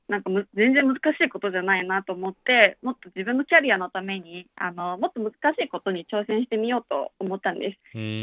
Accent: Harbin, Heilongjiang, China; born or raised there; Japanese is a second language; moved away as an adult; now in Beijing, China

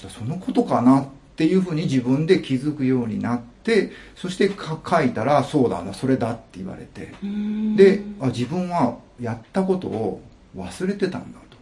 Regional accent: Osaka, Japan; moved away as an adult; now in China; 生まれは大阪になりますね。

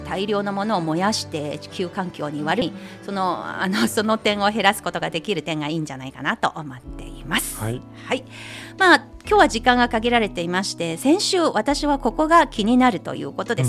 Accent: Anhui, China; now in Beijing, China; 安徽省周々、私の母親が暮らしている町、私のふるさとですけれども

